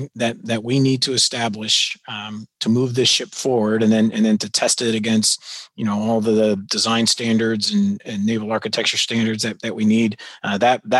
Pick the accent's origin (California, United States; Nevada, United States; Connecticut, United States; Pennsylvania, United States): California, United States; San Diego; now in Canada; I'm from San Diego